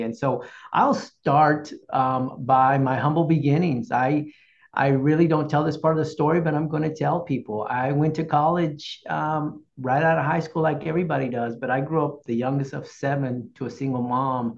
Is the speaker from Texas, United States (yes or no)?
yes; Corpus Christi, Texas, United States; also born or lived in San Antonio, Texas; from Corpus Christi is my hometown.